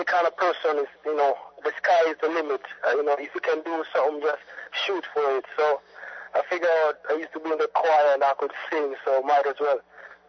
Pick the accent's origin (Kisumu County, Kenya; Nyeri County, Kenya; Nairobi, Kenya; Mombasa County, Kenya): Nairobi, Kenya; moved away; also born or lived in Sudan; I was born in Sudan, and due to the war, my family moved to Kenya